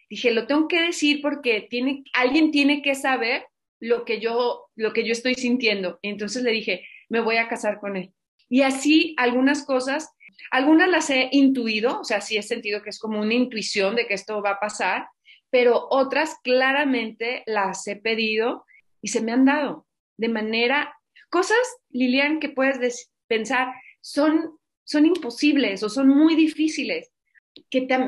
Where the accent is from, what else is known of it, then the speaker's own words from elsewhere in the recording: Zacatecas, Mexico; born there; yo nací en Zacatecas, la segunda de cinco hermanas